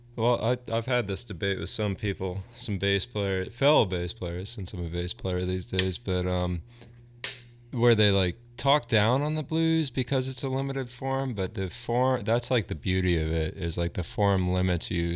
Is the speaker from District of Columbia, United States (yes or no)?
no; Bucks County, Pennsylvania, United States; growing up in Bucks County, um, it was all filmed there, and I grew up across the street from a cornfield